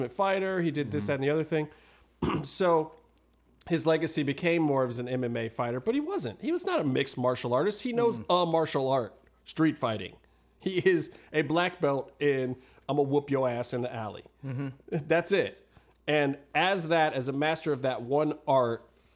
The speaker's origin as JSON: {"language": "English", "town": "Cleveland", "region": "Ohio", "country": "United States", "tie": "born or raised there", "said": "Cleveland, my hometown"}